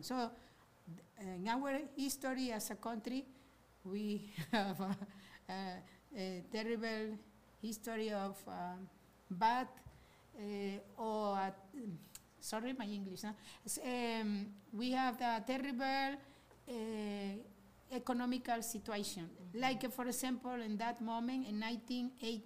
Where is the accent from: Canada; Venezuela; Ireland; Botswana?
Venezuela; Maracaibo, Zulia; I am from Maracaibo. So in the barrio where I was living